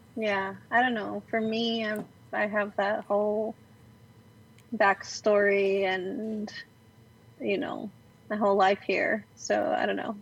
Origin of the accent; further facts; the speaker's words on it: Glendale, California, United States; now in Los Angeles, United States; I was born in downtown or no Los Angeles proper, but raised in Glendale